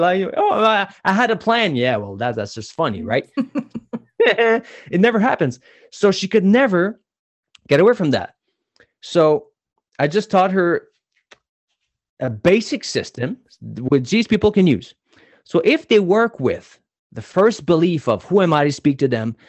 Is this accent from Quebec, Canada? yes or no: no; New Brunswick, Canada; I was born in New Brunswick, and in New Brunswick, I was player number thirteen in the province